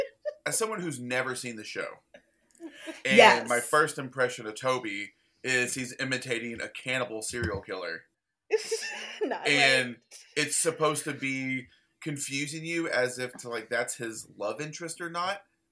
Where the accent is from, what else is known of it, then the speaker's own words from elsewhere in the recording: Alabama, United States; I grew up in Alabama